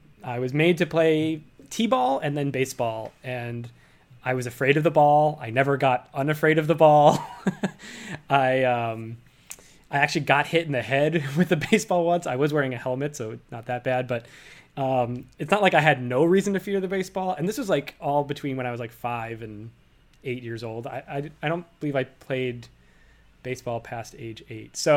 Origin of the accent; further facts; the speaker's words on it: Worcester, Massachusetts, United States; Worcester Youth Soccer, my hometown